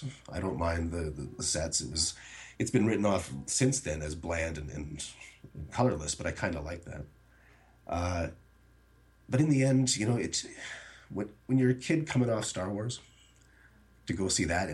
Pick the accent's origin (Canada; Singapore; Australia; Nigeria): Canada; But born and raised in Canada